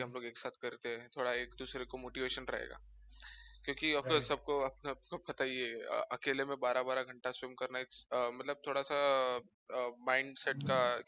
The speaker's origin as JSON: {"language": "Hindi", "town": "Mumbai", "region": "Maharashtra", "country": "India", "tie": "born or raised there", "said": "born and brought up in Mumbai only"}